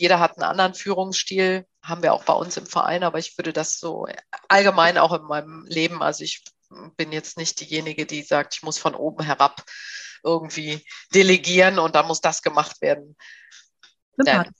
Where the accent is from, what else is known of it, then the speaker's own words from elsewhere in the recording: Bergisches Land, North Rhine-Westphalia, Germany; now in Berlin, Germany; ich komme eigentlich ursprünglich aus dem ja, aus Nordrhein-Westfalen, aus dem Bergischen Land, aus dem Rheinland. Und ähm, ich lebe hier in Berlin